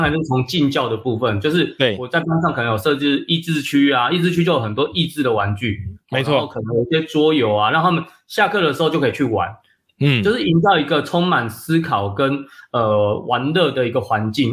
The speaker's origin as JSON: {"language": "Chinese", "region": "Penghu County", "country": "Taiwan", "tie": "born or raised there", "said": "住在澎湖嘛，那澎湖其实对。就是我的家乡"}